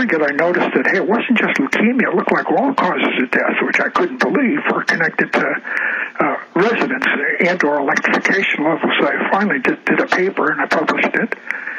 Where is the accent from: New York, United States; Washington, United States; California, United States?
Washington, United States; Olympia; I checked through my hometown of Olympia, they got it in 1902.